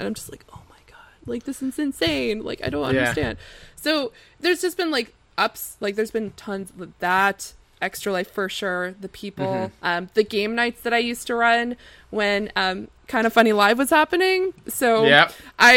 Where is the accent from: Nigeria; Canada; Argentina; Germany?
Canada; as a Canadian